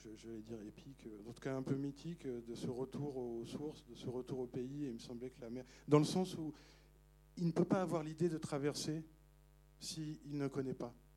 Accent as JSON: {"language": "French", "town": "Paris", "region": "Île-de-France", "country": "France", "said": "moi je suis, je suis parisien"}